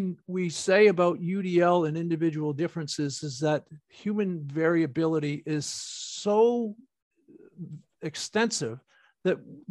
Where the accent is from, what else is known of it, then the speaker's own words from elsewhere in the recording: United States; growing up in the States with special classes and special schools